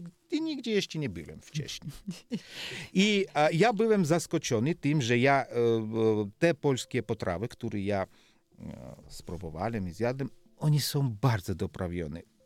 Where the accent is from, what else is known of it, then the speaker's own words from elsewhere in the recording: Georgia; Polish is a second language; moved away as an adult; ja jestem Gruzinem, to, to jest prawda, ale druga prawda jest to, że ja jestem Polakiem w Polowie